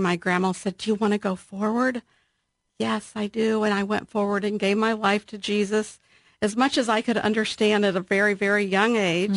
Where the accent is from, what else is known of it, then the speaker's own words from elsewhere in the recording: Columbus, Ohio, United States; I grew up in Alton, which is on the west side of Columbus